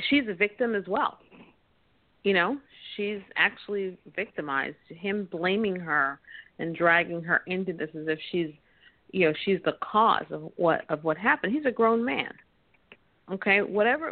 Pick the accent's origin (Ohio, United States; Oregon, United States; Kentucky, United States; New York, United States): New York, United States; I grew up in New York